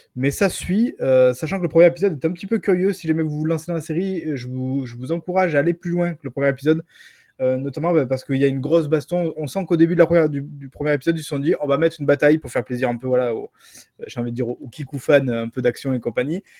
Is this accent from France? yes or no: yes; France; chez nous en France